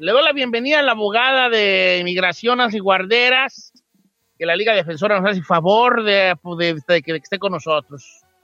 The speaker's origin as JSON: {"language": "Spanish", "country": "Mexico", "said": "nuestro lenguaje este, que tenemos como latinos o mexicanos, sí, pues mexicanos específicamente"}